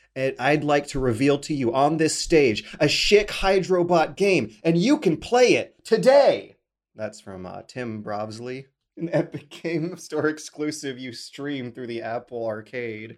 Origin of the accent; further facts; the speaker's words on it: Canada; I'm a Canadian, uh, internet video producer